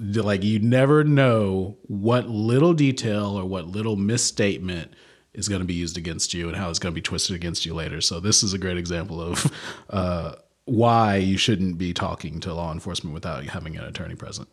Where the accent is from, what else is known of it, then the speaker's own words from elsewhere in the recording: the South, United States; also born or lived in Louisiana / Oklahoma; I grew up in the South.